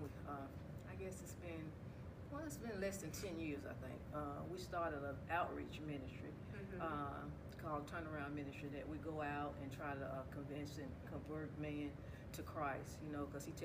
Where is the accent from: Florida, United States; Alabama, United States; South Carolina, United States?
South Carolina, United States; Rock Hill; where I'm from Rock Hill, South Carolina. I've been here all my life.